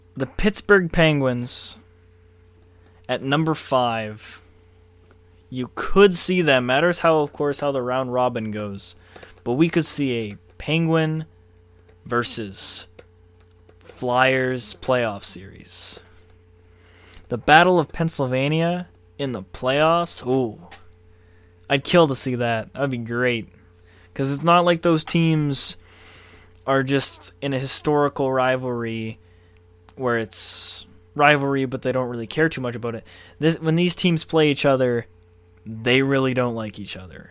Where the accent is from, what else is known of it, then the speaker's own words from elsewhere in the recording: Canada; I'm a proud Canadian